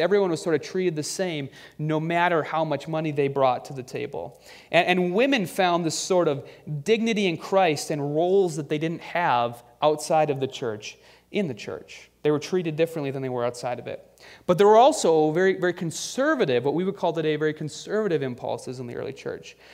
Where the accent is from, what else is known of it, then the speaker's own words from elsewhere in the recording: United States; our love of being an American